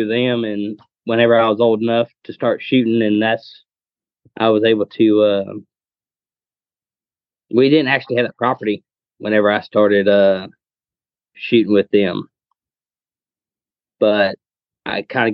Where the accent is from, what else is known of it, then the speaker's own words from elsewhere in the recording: South Texas, United States; I grew up down here in South Texas